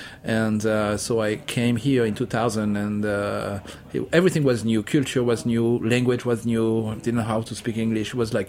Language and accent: English; Monaco; now in New York, United States; I grew up born and grew up in Monaco.